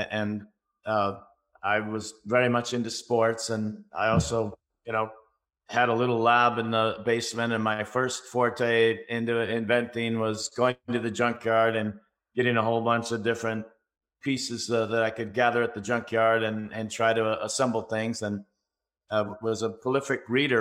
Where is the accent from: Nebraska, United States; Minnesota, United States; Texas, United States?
Minnesota, United States; just outside of Minneapolis; also born or lived in Florida; now in California, United States; I was born just outside of Minneapolis, Minnesota, 1961, and had two great parents